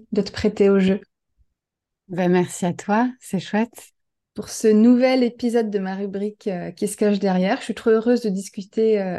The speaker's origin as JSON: {"language": "French", "region": "Normandy", "country": "France", "tie": "born or raised there", "said": "J'ai grandi en Normandie."}